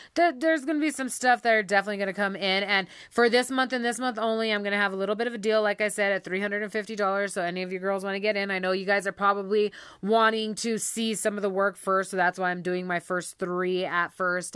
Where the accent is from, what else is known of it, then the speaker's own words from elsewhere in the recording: Taos, New Mexico, United States; I was born and raised in Taos